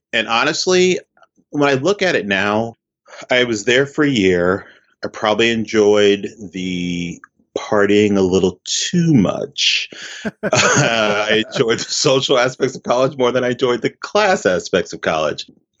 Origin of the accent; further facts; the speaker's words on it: Columbus, Ohio, United States; I loved Columbus, Ohio. I have so many memories of what it was like growing up in Columbus.